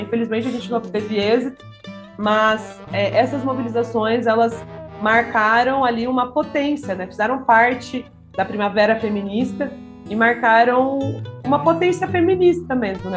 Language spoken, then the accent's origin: Portuguese; Maringá, Paraná, Brazil; do Conselho da Mulher da cidade de Maringá, onde eu nasci